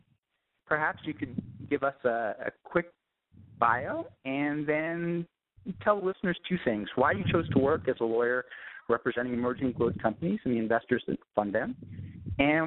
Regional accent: outside of New York, United States; moved away as an adult; also born or lived in South Africa / Japan / Silicon Valley; I grew up outside of New York during the 1980s

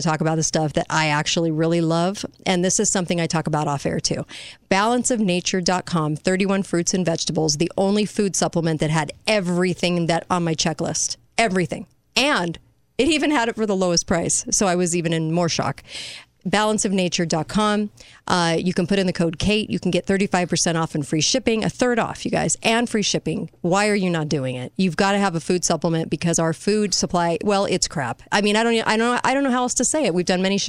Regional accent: California, United States; moved away; I'm from California, too. I got out

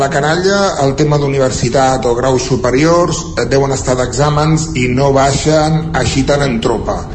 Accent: Centelles, Catalonia, Spain; de Centelles, amb la veu robada.

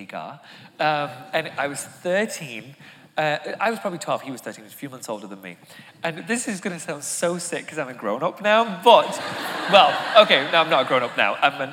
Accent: England, United Kingdom; now in United States; I come from England

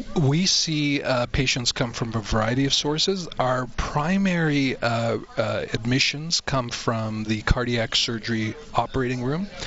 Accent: Canada; being a Canadian

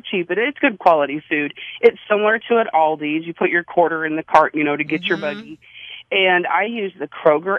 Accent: Pocahontas, Illinois, United States; I'm from Pocahontas, Illinois, and I shop at Ruler Grocery Store in Highland, Illinois. So it's about a 10-minute drive for me.

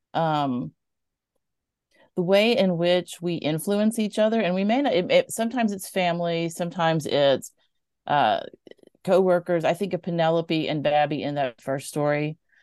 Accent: Mobile, Alabama, United States; growing up in Mobile

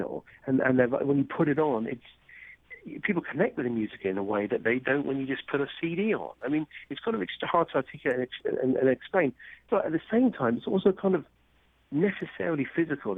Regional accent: Cambridge, East of England, United Kingdom; moved away; I grew up in Cambridge, England

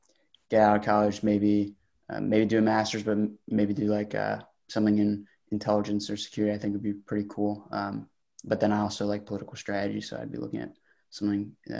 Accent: Pennsylvania, United States; I'm from just outside Philadelphia, kind of near the Westchester area, if you know where that is.

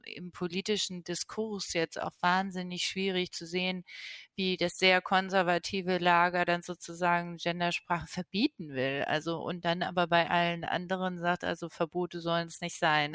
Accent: Lisbon, Portugal; moved away; ich bin in Lissabon geboren

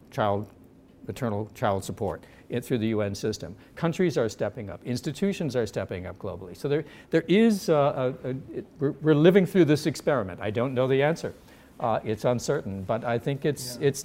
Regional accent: United States; accent: American; I have an American passport, as you can probably tell from my accent.

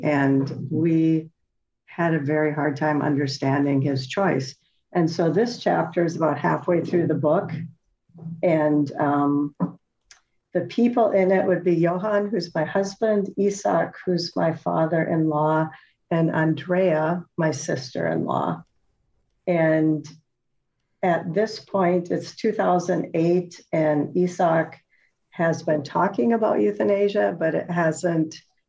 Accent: North Dakota, United States; moved away as an adult; also born or lived in Zambia / Indonesia / United Kingdom / Netherlands; I grew up in North Dakota and married a man from the Netherlands.

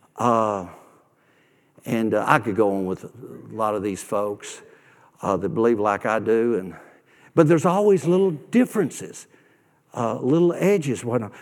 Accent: Nashville, Tennessee, United States; moved away; I grew up in Nashville. I grew up on the God side of town, West Nashville.

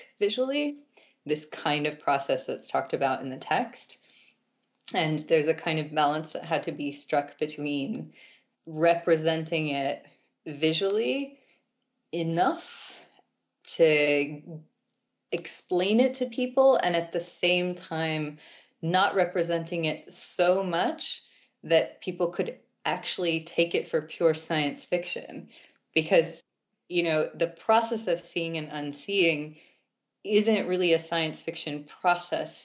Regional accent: Baltimore, Maryland, United States; I actually grew up in Baltimore proper

